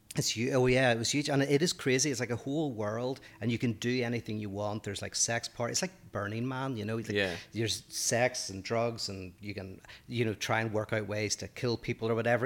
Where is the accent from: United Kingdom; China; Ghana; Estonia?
United Kingdom; Northern Ireland; accent: Northern Irish; moved away as an adult; now in United States; my Northern Irish accent